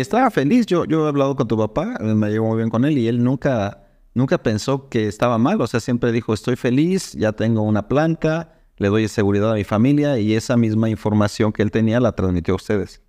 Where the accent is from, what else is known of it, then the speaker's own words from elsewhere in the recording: Irapuato, Guanajuato, Mexico; yo soy de Irapuato